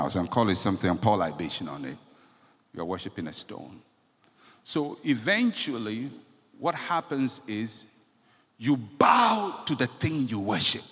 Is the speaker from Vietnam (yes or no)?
no; Ghana; I'm a Ghanaian